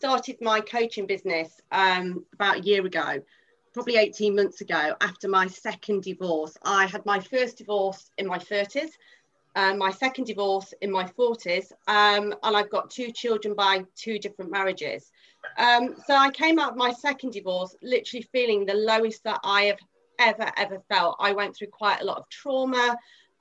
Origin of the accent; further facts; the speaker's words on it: Midlands, United Kingdom; I'm from the Midlands